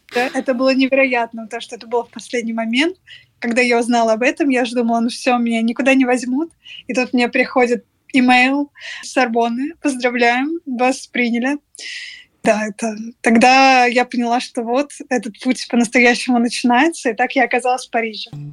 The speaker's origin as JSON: {"language": "Russian", "country": "Russia", "moved": "as an adult", "lives_now": "Paris, France", "said": "ну из России"}